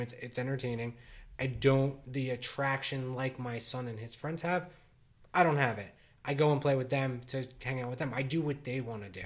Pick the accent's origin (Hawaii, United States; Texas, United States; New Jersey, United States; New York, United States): New Jersey, United States; born and raised in Jersey. I live in, in the same town I grew up